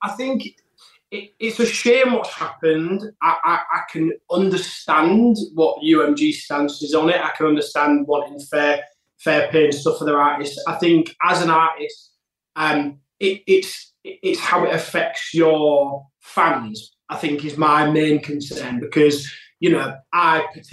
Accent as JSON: {"language": "English", "region": "Yorkshire and the Humber", "country": "United Kingdom", "tie": "born or raised there", "also_born_or_lived": "London", "said": "I live up in Yorkshire, like my hometown"}